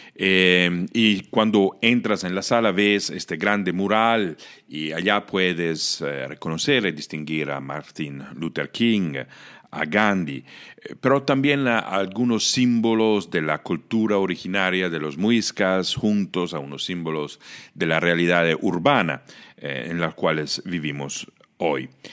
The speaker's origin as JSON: {"language": "Spanish", "country": "Italy", "tie": "born or raised there", "second_language": "Spanish", "moved": "yes", "said": "yo soy italiano, nací y crecí en Italia"}